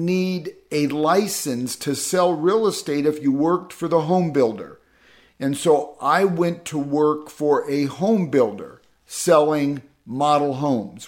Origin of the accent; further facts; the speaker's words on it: Midwest, United States; growing up in the Midwest